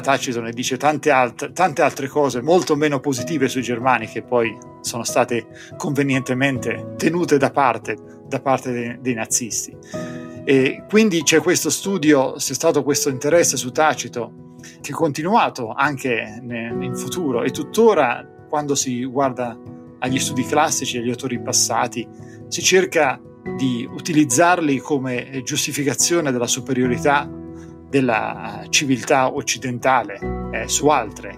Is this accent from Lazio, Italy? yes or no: no; Corinaldo, Marche, Italy; moved away as an adult; also born or lived in Knoxville, Tennessee; now in Tennessee, United States; Io sono cresciuto nelle Marche